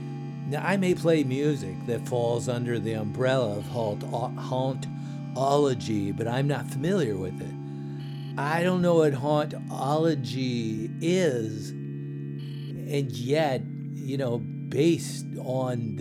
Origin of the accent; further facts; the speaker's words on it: United States; being American